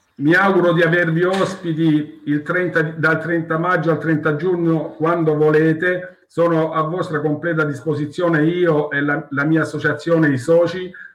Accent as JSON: {"language": "Italian", "area": "Salento", "region": "Apulia", "country": "Italy", "said": "noi non ci, non ci sentiamo pugliesi, noi ci sent- siamo salentini ed è qualcosa di diverso"}